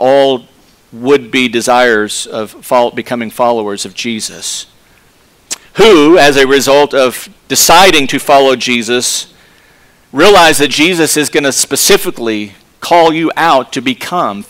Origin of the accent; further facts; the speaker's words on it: Texas, United States; accent: Texas; My Texas accent